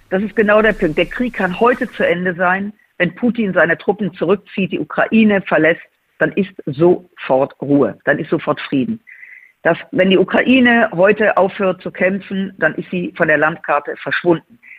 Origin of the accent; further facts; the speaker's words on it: Rhineland, Germany; um das mal als Rheinländerin zu sagen